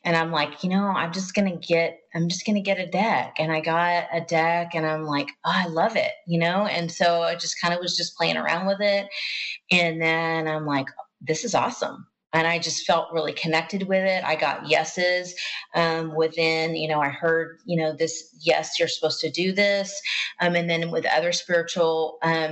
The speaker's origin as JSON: {"language": "English", "region": "the South", "country": "United States", "said": "I'm from the South. We say things different."}